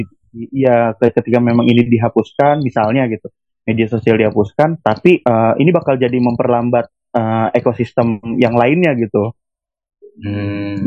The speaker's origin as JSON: {"language": "Indonesian", "town": "Tangerang", "region": "Banten", "country": "Indonesia", "said": "asal gue dari kota Tangerang"}